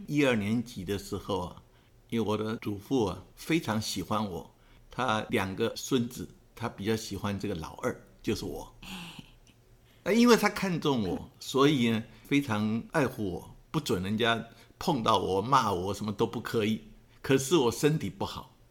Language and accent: Chinese; Taiwan; 那我是他们来台湾两年多以后，我才出生，所以我可以说是台湾人